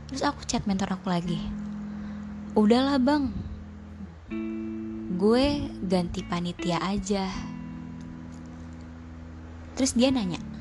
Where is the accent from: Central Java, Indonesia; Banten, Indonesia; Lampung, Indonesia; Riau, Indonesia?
Banten, Indonesia; Tangerang; terus kamu nanya asalnya dari mana terus aku jawab dari Tangerang